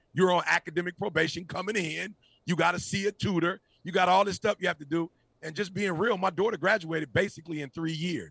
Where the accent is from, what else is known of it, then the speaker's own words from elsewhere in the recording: Detroit, Michigan, United States; I'm a Michigan grad, but I grew up in Detroit